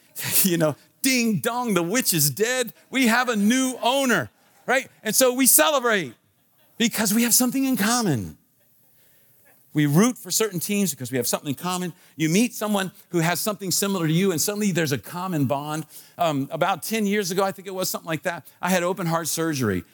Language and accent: English; Washington, District of Columbia, United States; I was born in Washington, D C. So I am a Washington, D C.